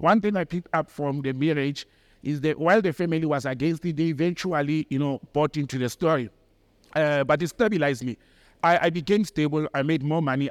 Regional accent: Johannesburg, Gauteng, South Africa; the accent, she could hear that I'm from Joburg

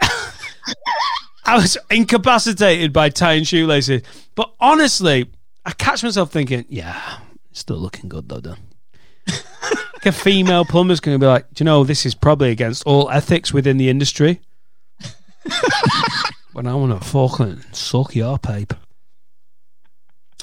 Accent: Preston, North West England, United Kingdom; now in Chester, United Kingdom; growing up in Preston

